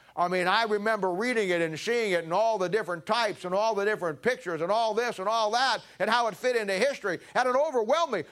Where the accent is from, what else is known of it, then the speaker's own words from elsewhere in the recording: United States; we're famous as American Christians